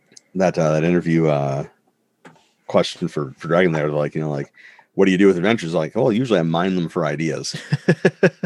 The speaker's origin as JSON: {"language": "English", "country": "Canada", "said": "I'm Canadian"}